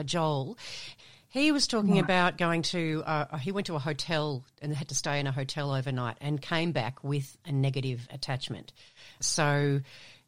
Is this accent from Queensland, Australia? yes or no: no; Hampton, Victoria, Australia; I grew up in Hampton right next to Brighton